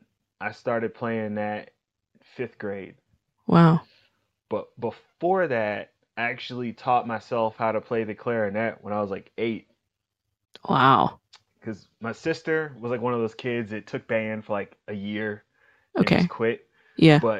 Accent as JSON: {"language": "English", "town": "Kansas City", "region": "Kansas", "country": "United States", "tie": "born or raised there", "said": "I grew up in Wyandotte County, Kansas City, Kansas"}